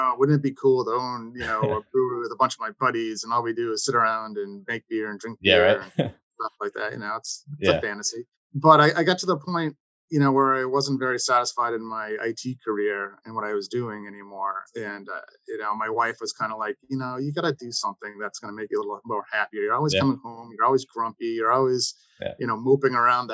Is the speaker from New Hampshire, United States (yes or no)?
yes; New Hampshire, United States; moved away as an adult; also born or lived in Boston area, Massachusetts; now in Boston, United States; I grew up in New Hampshire and I went to University of New Hampshire for undergrad